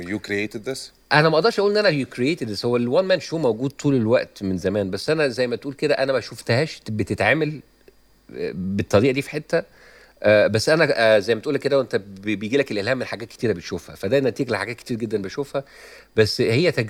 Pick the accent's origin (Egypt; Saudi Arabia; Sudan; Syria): Egypt; moved away as an adult; now in United States; انا بقالي آه، فتره لما طلعت من مصر آه، دخلت في الستاند اب كوميدي الامريكاني